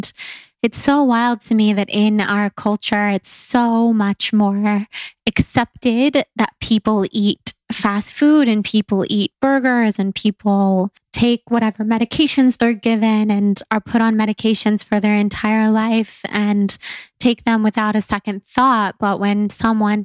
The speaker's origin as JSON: {"language": "English", "town": "Sacramento", "region": "California", "country": "United States", "tie": "born or raised there", "said": "where I grew up in Sacramento"}